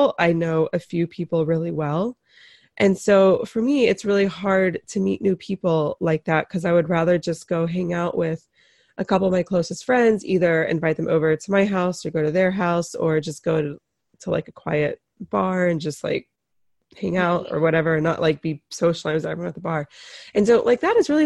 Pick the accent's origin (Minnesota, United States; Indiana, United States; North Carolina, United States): North Carolina, United States; I am from North Carolina